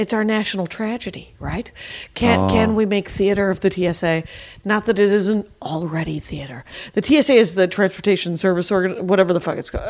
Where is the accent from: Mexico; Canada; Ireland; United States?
United States; Milwaukee, Wisconsin; I'm from Milwaukee